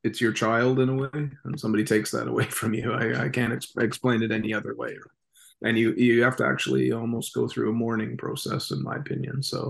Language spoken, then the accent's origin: English; Canada; as a Canadian